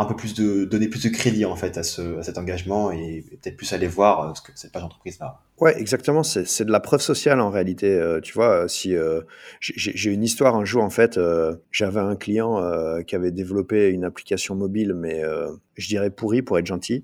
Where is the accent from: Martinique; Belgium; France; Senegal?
Belgium; Liège, Wallonia; je suis belge, je viens en Belgique du côté de Liège